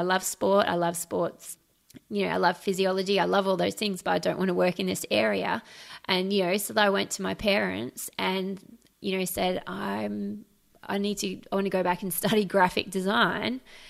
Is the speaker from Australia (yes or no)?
yes; Australia; also born or lived in Trinidad and Tobago; I was born in the West Indies in Trinidad and Tobago, which is not a terribly stable country, to be honest. And my parents moved us to Australia when I was 9.